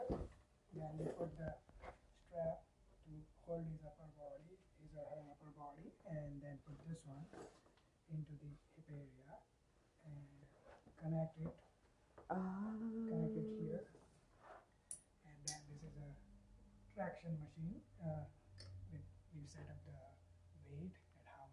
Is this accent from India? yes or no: yes; Ahmedabad, Gujarat, India; moved away as an adult; now in Canada; I'm from Gujarat, Ahmedabad. Ahmedabad is a city and Gujarat is a province.